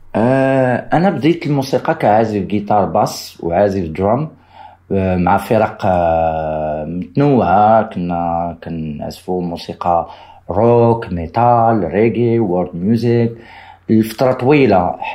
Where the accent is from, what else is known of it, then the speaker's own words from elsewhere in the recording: Morocco; انا صراحة كمغربي مستقر في المغرب